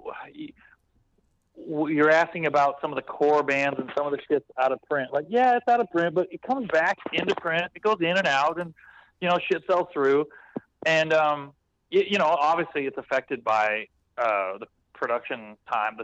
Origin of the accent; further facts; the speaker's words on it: West Coast, United States; I'm from the West Coast